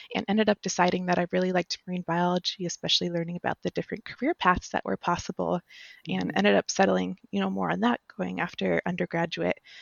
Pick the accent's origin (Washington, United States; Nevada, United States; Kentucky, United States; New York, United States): Nevada, United States; Las Vegas; I grew up in Las Vegas, Nevada, so the pure desert.